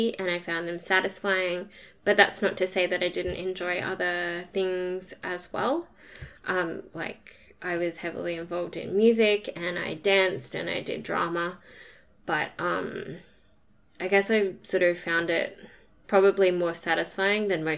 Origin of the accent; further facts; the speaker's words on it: Townsville, Queensland, Australia; I studied at James Cook University, which was in my hometown in Townsville